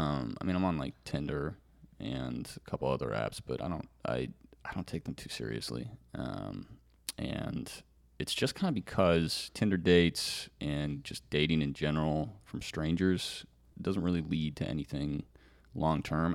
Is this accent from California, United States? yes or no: yes; California, United States; moved away; my home state in California